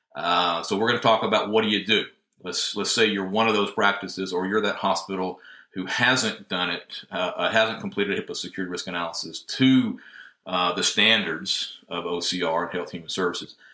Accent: Northwest Georgia, United States; moved away as an adult; now in Tennessee, United States; originally from Northwest Georgia.

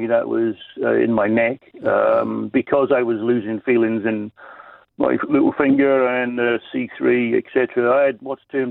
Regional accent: Wales, United Kingdom; also born or lived in New Zealand; I was born in New Zealand, but I was educated in Wales in the UK

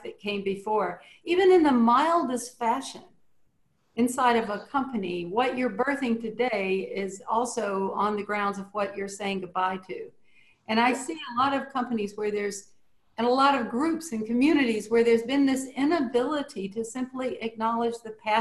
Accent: Cajun, Louisiana, United States; being Cajun

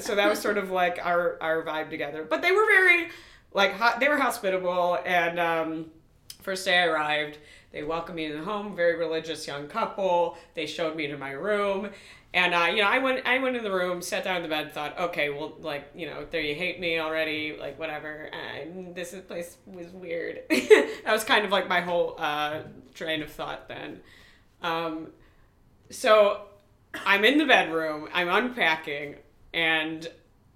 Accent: Highland Park, Illinois, United States; I'm from Highland Park

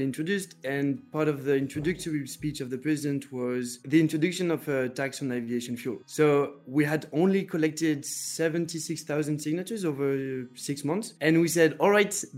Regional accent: northern France, France; I come from Northern France

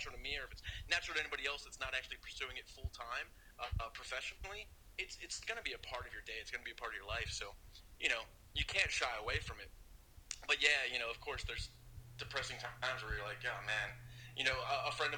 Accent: Pennsylvania, United States; I'm from Pennsylvania

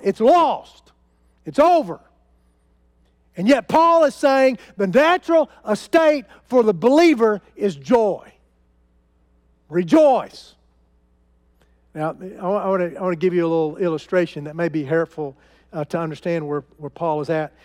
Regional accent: United States; I am an American

